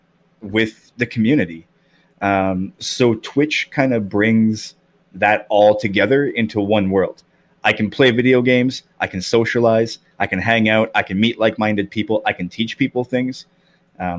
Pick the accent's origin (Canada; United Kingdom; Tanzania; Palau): Canada; I'm from Canada